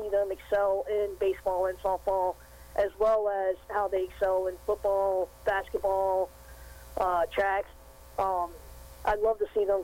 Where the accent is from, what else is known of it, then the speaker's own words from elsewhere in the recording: Sandston, Virginia, United States; I grew up in Sandston, and I graduated from Holland Springs in 1990.